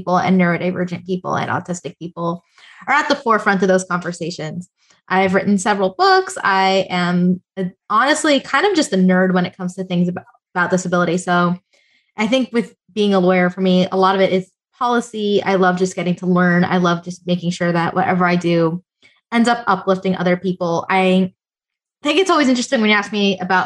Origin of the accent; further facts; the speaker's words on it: South Florida, United States; I am from South Florida. I'm born and raised